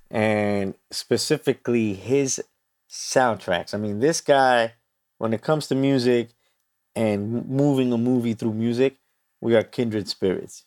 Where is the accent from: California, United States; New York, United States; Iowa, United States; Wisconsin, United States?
New York, United States; New York City; I'm from New York City